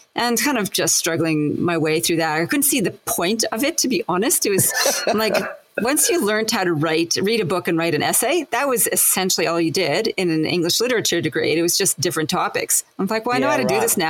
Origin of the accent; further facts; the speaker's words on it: Winnipeg, Manitoba, Canada; accent: Canadian; moved away as an adult; also born or lived in Montreal; now in Australia; after high school, I moved from Winnipeg to Montreal